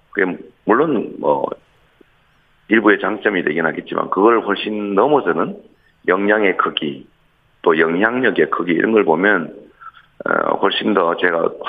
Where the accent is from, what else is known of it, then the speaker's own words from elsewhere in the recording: Seongnam, Gyeonggi Province, South Korea; 더군다나 저는 성남 사람이었다가 경기도 사람이었다가